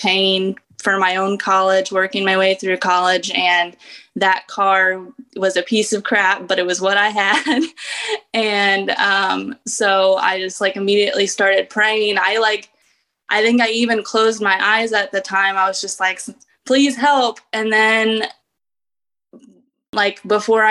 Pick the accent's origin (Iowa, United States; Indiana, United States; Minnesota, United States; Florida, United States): Indiana, United States; I grew up in Indiana